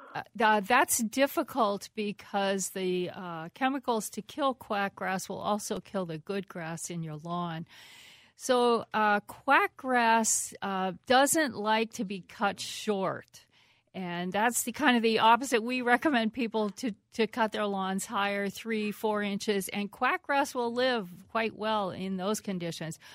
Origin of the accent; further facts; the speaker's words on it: East Coast, United States; now in Minnesota, United States; I grew up with them on the East Coast